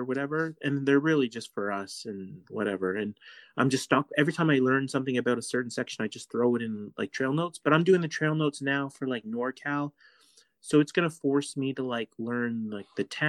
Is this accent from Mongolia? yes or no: no; Canada; we're from Canada